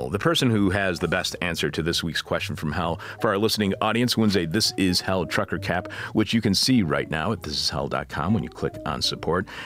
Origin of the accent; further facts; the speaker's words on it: United Kingdom; now in Italy; I'm a Brit in Italy and have no idea if I can be of service to you